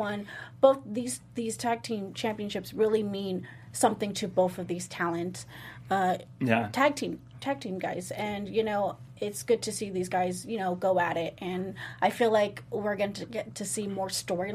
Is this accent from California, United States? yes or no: yes; Southern California, United States; I'm born and raised in SoCal